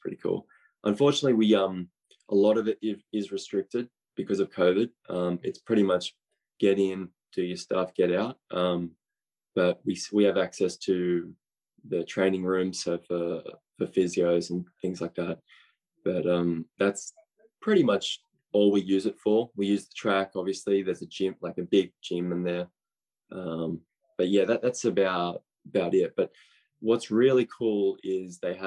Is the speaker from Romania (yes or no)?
no; Australia; now in United States; I'm Australian